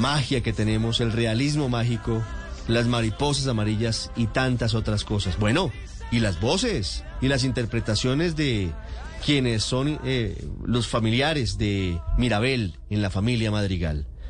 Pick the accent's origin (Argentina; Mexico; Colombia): Colombia; lo que somos los colombianos